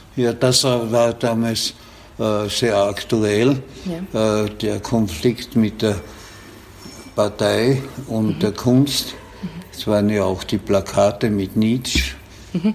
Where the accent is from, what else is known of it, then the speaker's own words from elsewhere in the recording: Mureck, Styria, Austria; ich bin in der Provinz aufgewachsen, mhm. nämlich in der heutigen Stadt Murek ja. an der äh, slowenischen Grenze